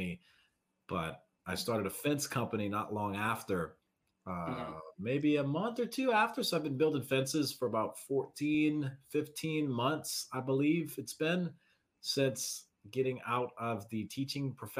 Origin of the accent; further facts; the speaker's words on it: Southeast Louisiana, United States; I'm from Southeast Louisiana.